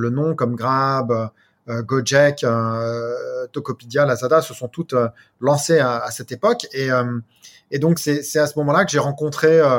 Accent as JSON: {"language": "French", "region": "Brittany", "country": "France", "also_born_or_lived": "United States / Asia", "moved": "as an adult", "said": "Alors moi je suis donc je suis effectivement français, je suis breton d'origine."}